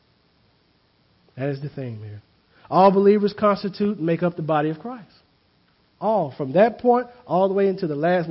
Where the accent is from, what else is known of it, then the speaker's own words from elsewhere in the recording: the South, United States; I grew up in the South